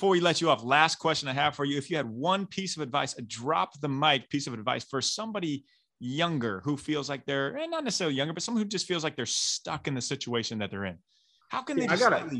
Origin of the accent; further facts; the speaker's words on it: Iowa, United States; moved away; I'm from Iowa. I got out of Iowa because of the weather, but I keep going back.